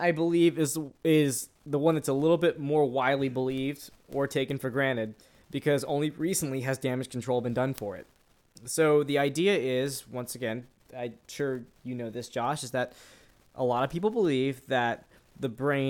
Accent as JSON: {"language": "English", "town": "New Orleans", "region": "Louisiana", "country": "United States", "said": "I'm not French, even though I'm from New Orleans and we have a lot of bastardized French names to pronounce."}